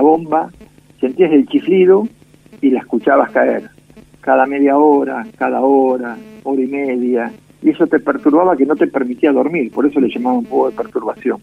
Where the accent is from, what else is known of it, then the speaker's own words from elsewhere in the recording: Mercedes, Buenos Aires Province, Argentina; moved away as an adult; now in Mar del Plata, Argentina; Soy nacido en Mercedes, provincia de Buenos Aires